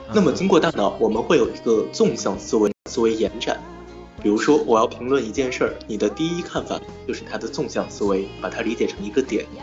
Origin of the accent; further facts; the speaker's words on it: Nanjing, Jiangsu, China; also born or lived in Lanzhou; 我的家乡可以说的蛮多的，我是半个南京人，半个兰州人，还有一部分上海血统，一部分河北血统。